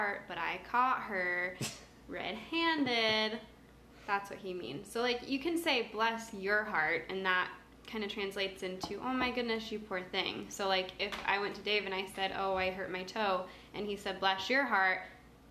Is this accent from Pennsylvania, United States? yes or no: no; Reno, Nevada, United States; we're from Reno, where we're all like, don't touch me